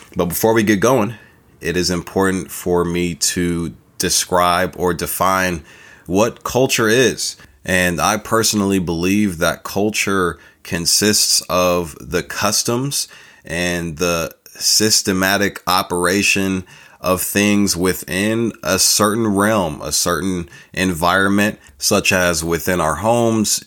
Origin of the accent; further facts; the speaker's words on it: California, United States; accent: California; This accent chose me, you know, living out in California